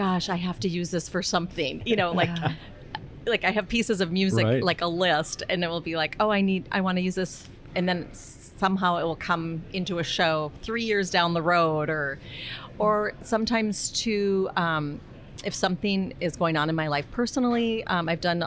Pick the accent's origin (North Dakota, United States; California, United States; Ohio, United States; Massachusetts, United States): North Dakota, United States; Grand Forks; I grew up in Grand Forks, North Dakota